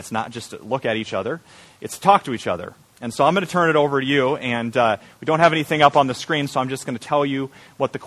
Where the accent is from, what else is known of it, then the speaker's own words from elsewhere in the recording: Iowa, United States; I'm from Iowa